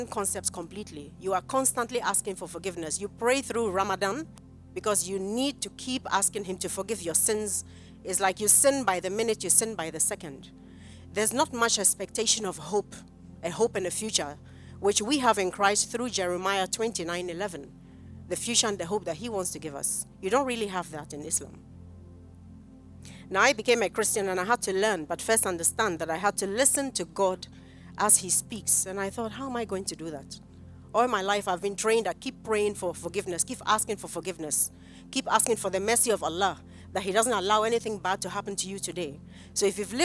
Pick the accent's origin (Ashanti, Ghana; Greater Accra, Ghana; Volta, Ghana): Ashanti, Ghana; Kumasi; I grew up in Kumasi